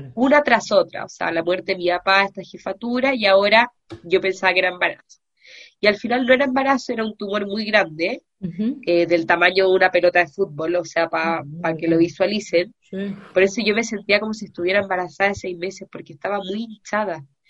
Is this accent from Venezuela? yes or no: no; Chile; yo soy psicóloga y soy chilena también